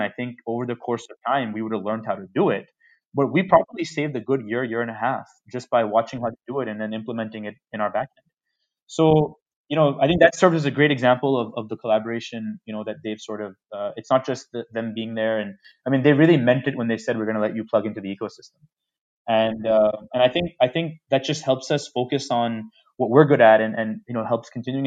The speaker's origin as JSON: {"language": "English", "town": "New York City", "region": "New York", "country": "United States", "moved": "as an adult", "lives_now": "India", "said": "I come from New York City"}